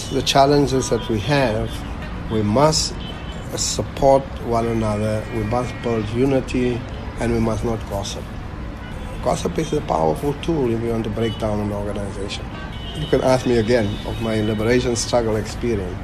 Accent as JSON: {"language": "English", "region": "Eastern Cape", "country": "South Africa", "said": "I come from the Eastern Cape"}